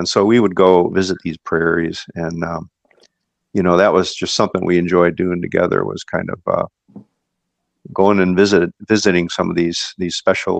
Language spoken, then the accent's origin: English; Mount Prospect, Illinois, United States; I grew up in Mount Prospect, and I've been around a long time.